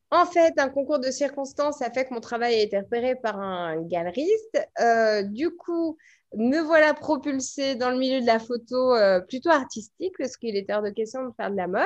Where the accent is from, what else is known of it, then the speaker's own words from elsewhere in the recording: Paris, Île-de-France, France; now in Bordeaux, France; donc je suis née à Paris. Aujourd'hui, je n'y vis plus, je vis à Bordeaux.